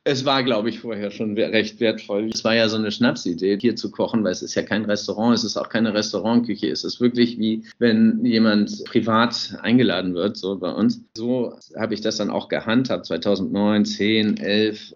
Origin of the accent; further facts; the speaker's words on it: Hamburg, Germany; moved away as an adult; now in Normandy, France; Meine Heimat ist Hamburg, da komme ich ja gebürtigerweise her